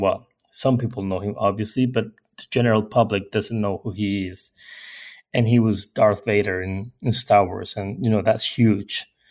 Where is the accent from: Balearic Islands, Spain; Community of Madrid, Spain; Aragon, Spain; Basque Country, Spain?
Balearic Islands, Spain; Mallorca; English is a second language; I was born in, in Mallorca. Mallorca is an island in the Mediterranean Sea in Spain.